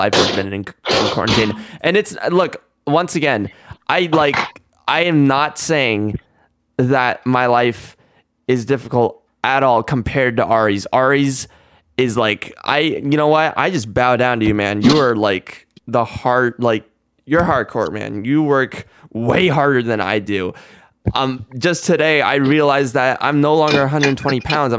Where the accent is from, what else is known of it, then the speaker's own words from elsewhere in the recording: United States; I'm American.